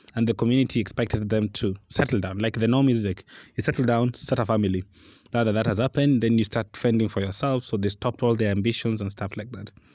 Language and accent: English; Western Kenya, Nyanza, Kenya; I'm from Nyanza, and in Western Kenya